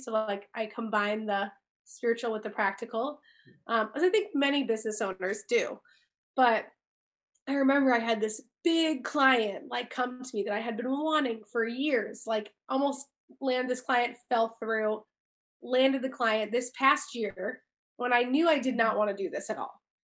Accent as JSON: {"language": "English", "town": "Chicago", "region": "Illinois", "country": "United States", "tie": "born or raised there", "also_born_or_lived": "California", "moved": "as an adult", "said": "grew up here, born and raised in Chicago"}